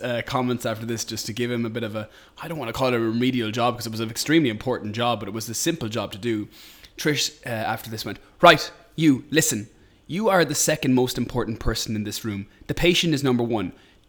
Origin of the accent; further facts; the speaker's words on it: Ireland; we have to be as Irish people.